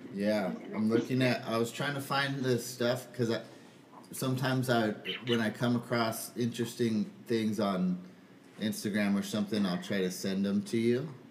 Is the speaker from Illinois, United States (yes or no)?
no; Southern California, United States; moved away; also born or lived in Michigan; I was from Southern California. I surfed every day